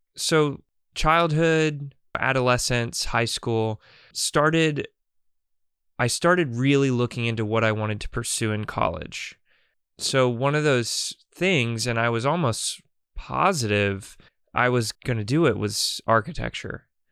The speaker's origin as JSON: {"language": "English", "region": "North Carolina", "country": "United States", "tie": "born or raised there", "said": "I'm growing up in North Carolina"}